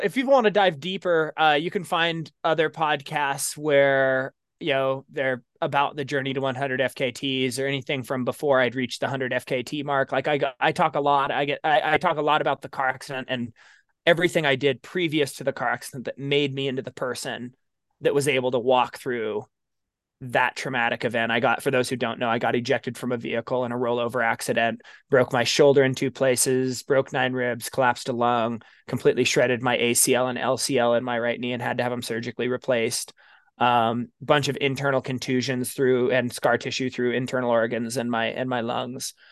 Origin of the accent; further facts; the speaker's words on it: Baker City, Oregon, United States; It's actually my hometown